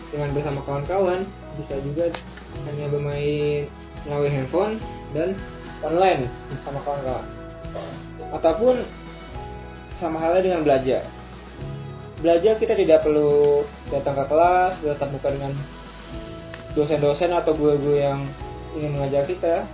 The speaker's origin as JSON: {"language": "Indonesian", "town": "Palembang", "region": "South Sumatra", "country": "Indonesia", "lives_now": "Jakarta, Indonesia", "said": "Saya berasal dari Palembang dan bertempat tinggal di Jakarta."}